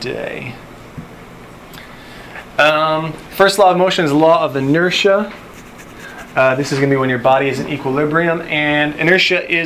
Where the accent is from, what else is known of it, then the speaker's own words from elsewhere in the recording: Buffalo, New York, United States; now in Tennessee, United States; I grew up in Buffalo.